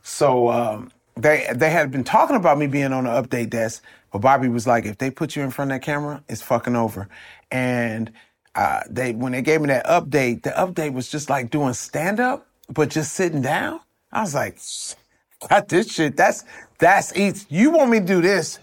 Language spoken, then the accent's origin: English; Compton, California, United States; I'm from Compton.